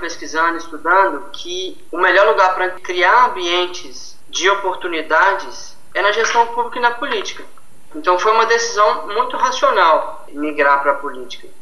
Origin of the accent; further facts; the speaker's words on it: Linhares, Espírito Santo, Brazil; eu sou de Linhares